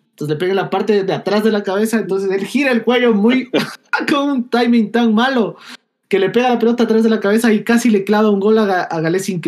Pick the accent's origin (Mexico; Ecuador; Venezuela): Ecuador; somos ecuatorianos y somos gente.